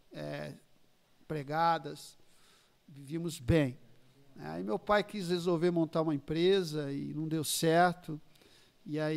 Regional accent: Ribeirão Preto, São Paulo, Brazil; Nasci aqui, né, em 1964. E cresceu até os sete aqui na Vila Virgínia, até os sete e meio.

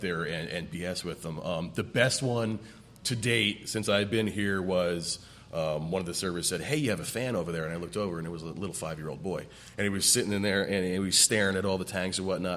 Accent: New Jersey, United States; moved away as an adult; also born or lived in Central Oregon; I got the chance to move out west to uh, Central Oregon because I grew up in New Jersey

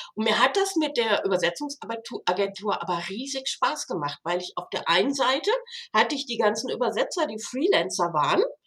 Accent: Rhineland, Germany; moved away as an adult; also born or lived in Switzerland; now in Konstanz, Germany; Ich bin Rheinländer

